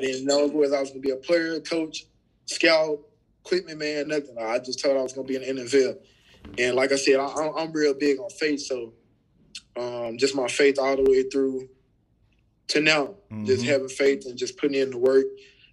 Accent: Memphis, Tennessee, United States; I'm from Memphis, Tennessee

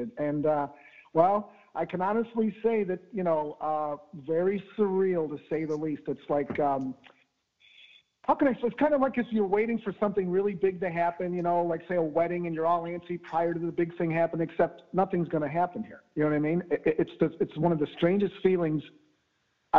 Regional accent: Chicago, Illinois, United States; now in Austin, United States; born and raised in the Bridgeport community there, just 4 miles south of Soldier Field

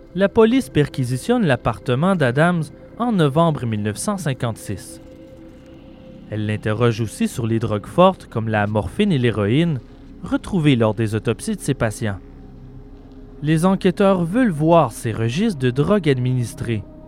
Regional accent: Quebec, Canada; chez nous, au Québec

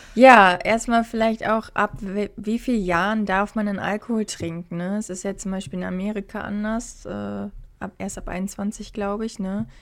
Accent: Hamburg, Germany; moved away as an adult; now in Australia; ich komme ja aus Hamburg

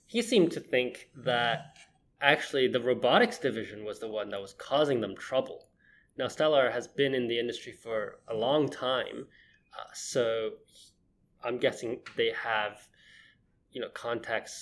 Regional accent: Hong Kong; now in Tokyo, Japan; I'm from Hong Kong

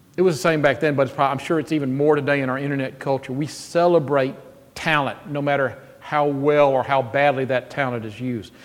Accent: Jackson, Mississippi, United States; I am 12 years old, growing up in Jackson, Mississippi

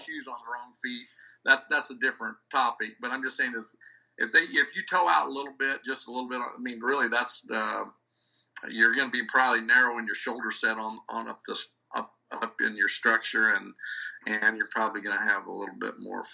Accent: Iowa, United States; moved away; I was raised in Iowa

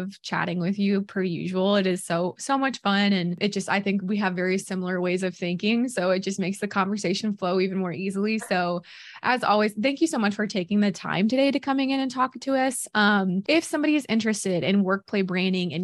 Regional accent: Missouri, United States; I'm from Missouri

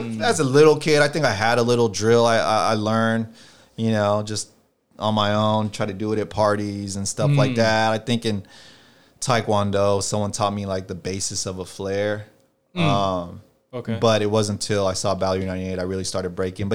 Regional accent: the Bay Area, Northern California, United States; being from the Bay, especially being a Filipino from, you know, NorCal

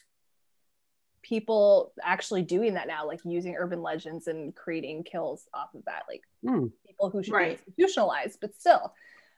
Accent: Washington, United States; also born or lived in California; I'm originally from California, but most of my formative years were in Washington

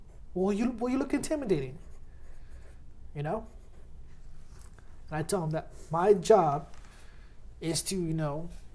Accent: Lodi, California, United States; I was born in Lodi, born and raised there.

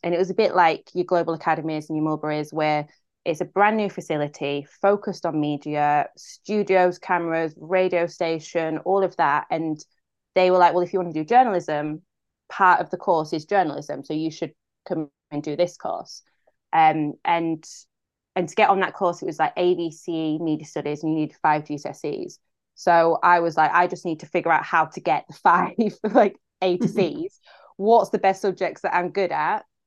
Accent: Grimsby, Yorkshire and the Humber, United Kingdom; born or raised there; moved away

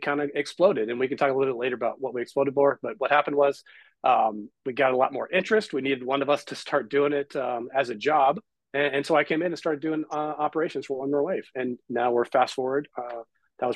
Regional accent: Southern California, United States; I grew up here in Southern California

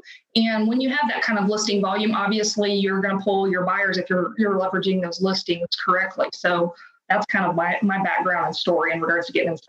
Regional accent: Oklahoma, United States; moved away; I'm a transplant from Oklahoma, so my sphere was zero.

